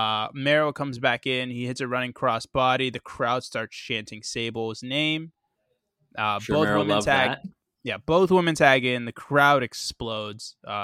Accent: Winnipeg, Manitoba, Canada; I'm from Winnipeg, you idiot.

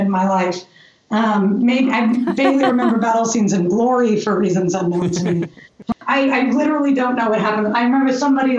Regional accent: New York, United States; I'm from New York and that's how we say it there

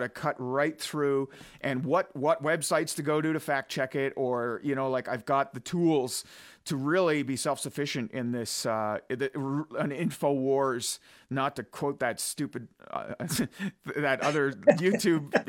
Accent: Almonte, Ontario, Canada; I'm from Almont, Ontario

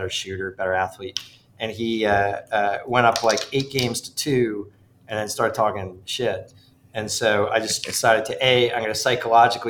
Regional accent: Ridgefield, Connecticut, United States; moved away; I grew up in the mean streets of Ridgefield, Connecticut

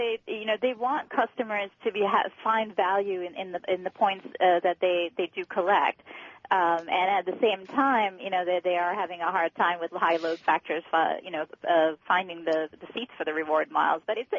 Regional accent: Tampa, Florida, United States; I'm going to go with my hometown airport, Tampa Airport.

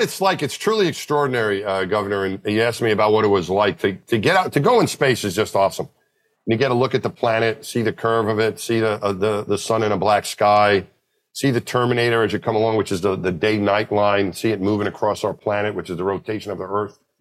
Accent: Franklin Square, New York, United States; I grew up out just out of Queens in New York, just outside of New York City. My hometown was my home when I was a little kid, Franklin Square.

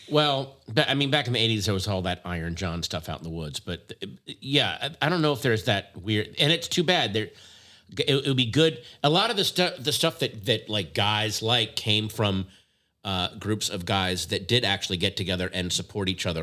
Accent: Virginia, United States; my home state of Virginia

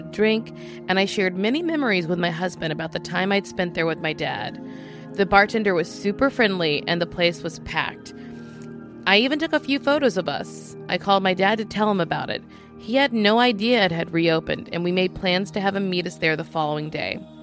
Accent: Louisiana, United States; I'm from Louisiana

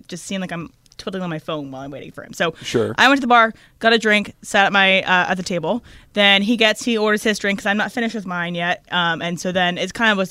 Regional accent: Virginia, United States; now in Los Angeles, United States; We're both from Virginia.

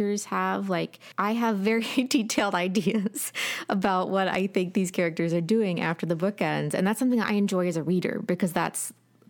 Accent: Appalachia, United States; And we're very Appalachian, very like pro-family all the time.

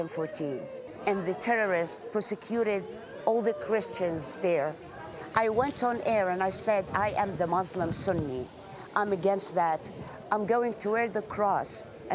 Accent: Minnesota, United States; I came from Minnesota. Basically, it's ground zero for anti-Semitism.

